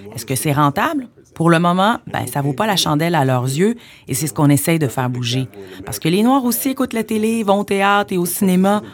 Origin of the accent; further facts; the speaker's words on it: Montreal, Quebec, Canada; je suis née à Montréal